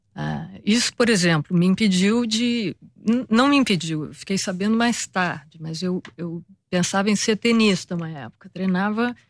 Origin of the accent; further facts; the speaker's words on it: Rio de Janeiro, Brazil; quando a gente vem do Brasil e, sobretudo, do Rio de Janeiro, especificamente do Rio de Janeiro